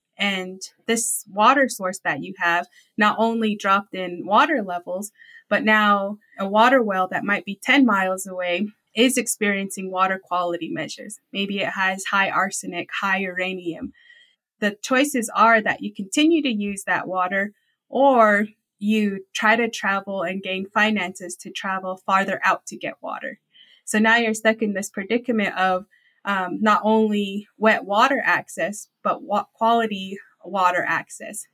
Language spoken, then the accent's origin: English; Navajo Nation, United States; growing up on the Navajo Nation, I grew up in a semi-arid to arid location